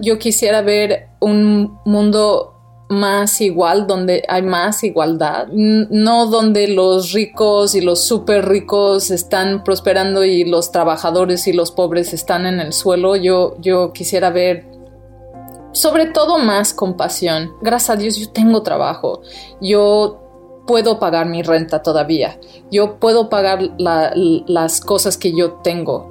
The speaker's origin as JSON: {"language": "Spanish", "country": "Brazil", "also_born_or_lived": "Mexico", "moved": "yes", "lives_now": "United States", "said": "Yo soy brasileña"}